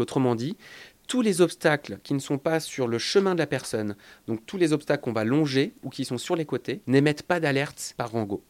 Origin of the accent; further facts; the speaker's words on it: France; chez nous en France